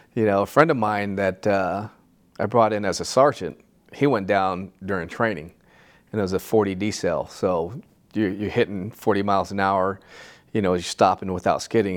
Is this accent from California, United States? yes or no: yes; Santa Ana, California, United States; I grew up in Santa Ana in the, you know, the seventies